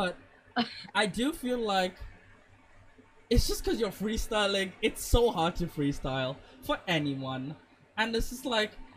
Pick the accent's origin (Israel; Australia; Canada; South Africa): South Africa; now in India; I grew up in South Africa too